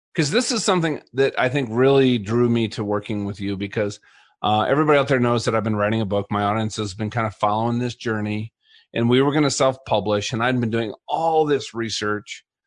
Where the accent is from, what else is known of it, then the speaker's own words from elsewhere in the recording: Colorado, United States; I'm from Colorado